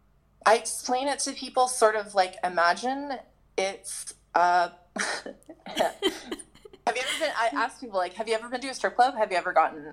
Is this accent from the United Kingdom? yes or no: no; Southern Ontario, Canada; I grew up in Southern Ontario.